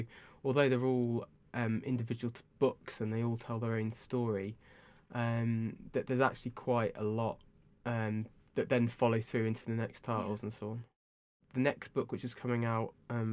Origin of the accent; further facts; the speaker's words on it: Bath, South West England, United Kingdom; Bath, my hometown, which is very nice down here